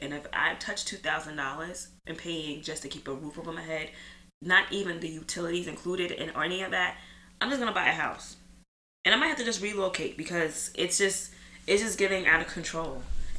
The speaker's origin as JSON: {"language": "English", "town": "New York City", "region": "New York", "country": "United States", "tie": "born or raised there", "said": "as a New Yorker that's born and raised here"}